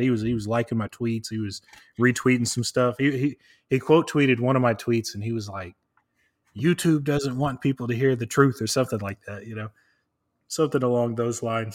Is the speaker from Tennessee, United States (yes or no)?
yes; Tennessee, United States; I'm from Tennessee.